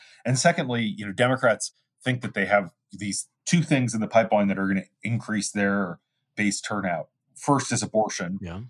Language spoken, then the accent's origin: English; Apple Valley, Minnesota, United States; And I just think about the town I grew up in Minnesota, Apple Valley